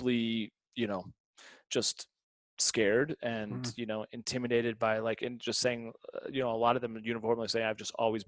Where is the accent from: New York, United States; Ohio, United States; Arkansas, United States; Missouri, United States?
Missouri, United States; St. Louis; now in Denver, United States; I came from St. Louis